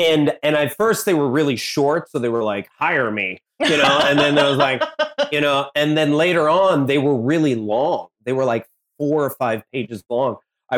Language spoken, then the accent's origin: English; Blue Island, Illinois, United States; I was born in Blue Island, Illinois.